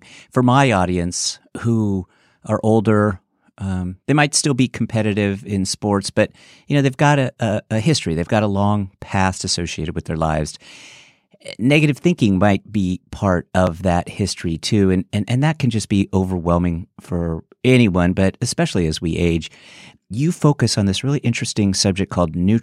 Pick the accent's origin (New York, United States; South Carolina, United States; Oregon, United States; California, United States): California, United States; San Francisco; now in East Coast, United States; I'm from San Francisco originally